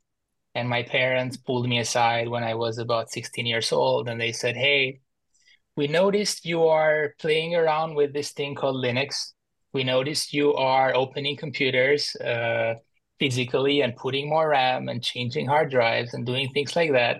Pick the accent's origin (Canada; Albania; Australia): Albania; moved away as an adult; also born or lived in Boston, United States; now in Washington, DC, United States; I was born and raised in Albania. In 2014, I moved to the US for grad school to study computer science